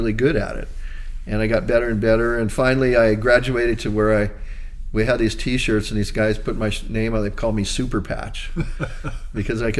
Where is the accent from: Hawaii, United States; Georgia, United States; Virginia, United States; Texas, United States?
Hawaii, United States; growing up in Hawaii was way different from being from the mainland